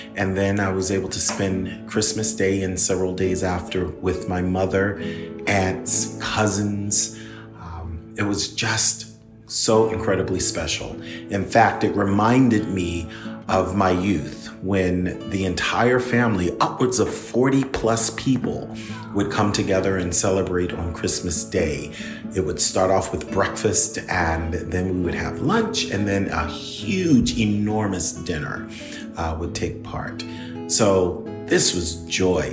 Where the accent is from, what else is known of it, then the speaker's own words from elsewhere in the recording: Philadelphia, Pennsylvania, United States; moved away; my hometown, which is Philadelphia